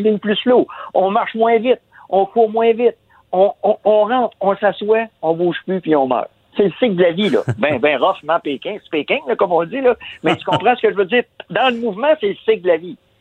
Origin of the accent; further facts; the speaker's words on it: Quebec, Canada; on est des Québécois, on est, des Nordiques